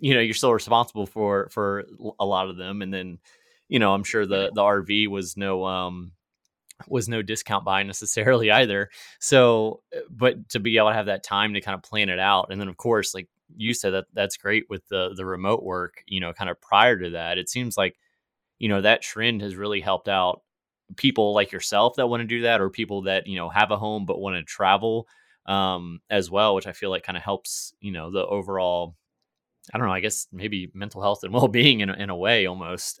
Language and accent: English; Virginia, United States; moved away; I was from Virginia